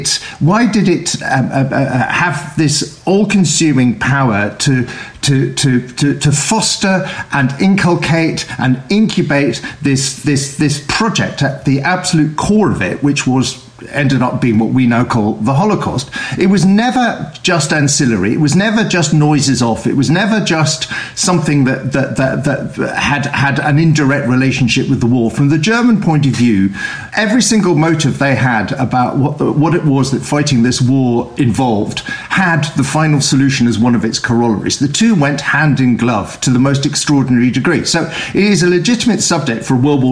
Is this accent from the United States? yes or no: no; United Kingdom; growing up in Britain